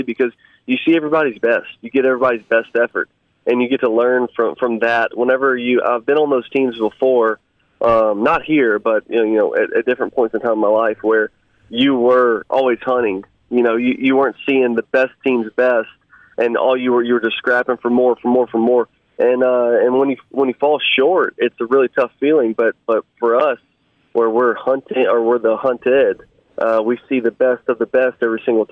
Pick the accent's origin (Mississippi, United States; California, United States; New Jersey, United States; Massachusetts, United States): Mississippi, United States; Raymond; I grew up in Raymond and spent, most of my life there, and that's home to me